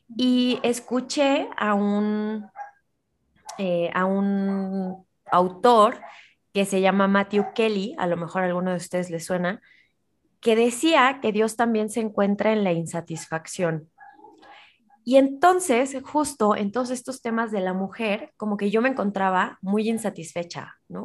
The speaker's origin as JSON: {"language": "Spanish", "country": "Mexico"}